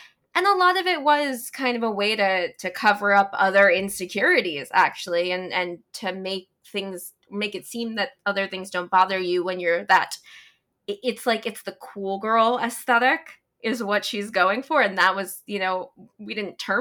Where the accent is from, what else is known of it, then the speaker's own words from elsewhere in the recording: New York, United States; I'm from New York. I grew up in New York.